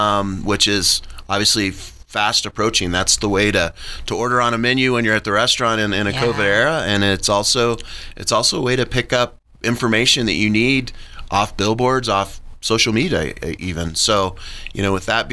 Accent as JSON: {"language": "English", "town": "Manitou Springs", "region": "Colorado", "country": "United States", "tie": "born or raised there", "also_born_or_lived": "Denver, Colorado", "said": "I'm a local native. I grew up in Manitou. I went to Cheyenne Mountain High School"}